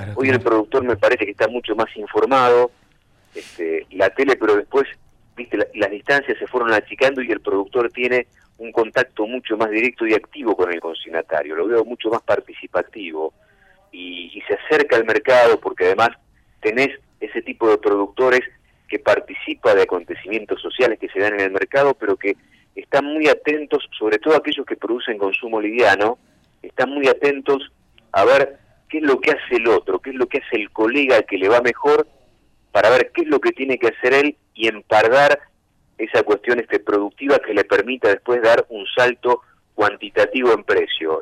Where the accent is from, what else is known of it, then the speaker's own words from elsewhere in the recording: Cañada de Gómez, Santa Fe, Argentina; moved away; Yo soy de Cañada de Gómez, sur de Santa Fe, y a los 15 años empecé a trabajar en los medios de allá de Cañada de Gómez